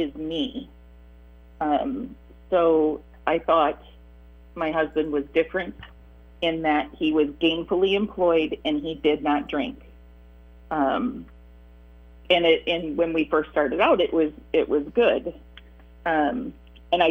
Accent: Michigan, United States; also born or lived in Iowa; So we moved from Michigan to Iowa for a couple of years

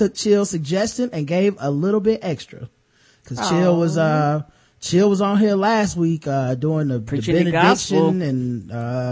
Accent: the South, United States; I'm from the South

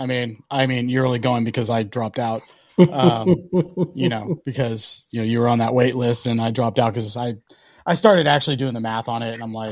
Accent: Kansas City, United States; we're from Kansas City.

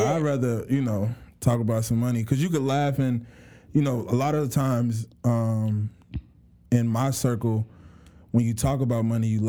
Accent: Clayton County, Georgia, United States; I grew up in Georgia for the most part of my life. Grew up in Clayton County

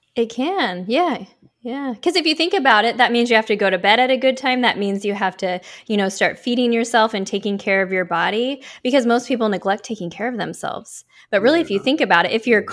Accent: Oregon, United States; born or raised there; now in Miami Beach, United States

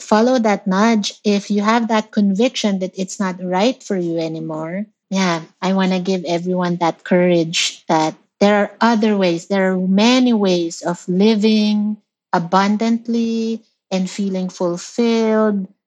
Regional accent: Philippines; moved away; I, I grew up in the Philippines

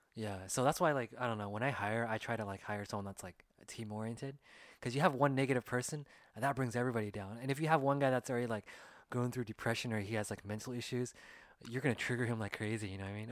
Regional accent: California, United States; we're both Asian American and we grew up in California

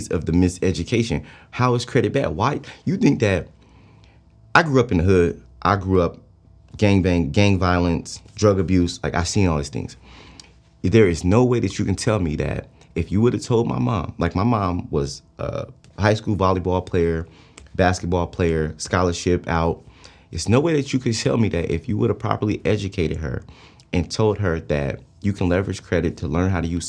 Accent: Stockton, California, United States; I'm from Stockton, California

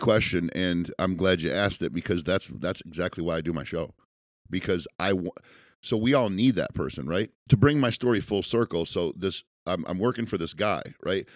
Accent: United States; as an American

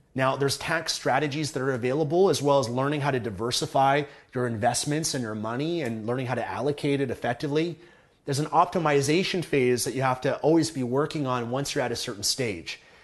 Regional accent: Vancouver, British Columbia, Canada; been born and raised in Vancouver, Canada

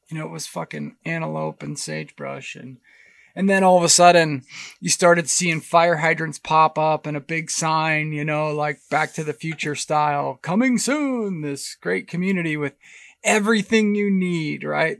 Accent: Pennsylvania, United States; moved away; also born or lived in Boise, Idaho; Growing up in Pennsylvania, we had this massive white pine tree in the backyard

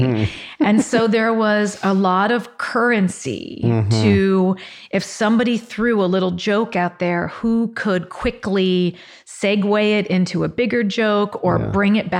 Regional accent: Westerville, Ohio, United States; also born or lived in Columbus; Yeah, I grew up in Westerville, Ohio. I was born in Columbus. We moved to Westerville when I was starting first grade.

